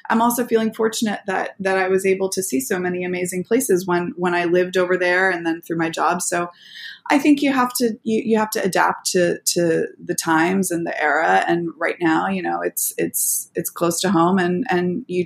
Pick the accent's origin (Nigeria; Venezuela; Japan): Japan; born there; also born or lived in Saudi Arabia / Qatar / Bucks County, United States; I was born in Japan. I lived in Saudi Arabia, Qatar. I lived in the United States for for some of my earliest years in in the Philadelphia area in Bucks County